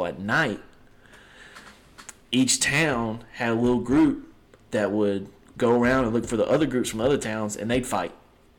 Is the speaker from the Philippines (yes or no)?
no; Sabine Parish, Louisiana, United States; growing up in a rural parish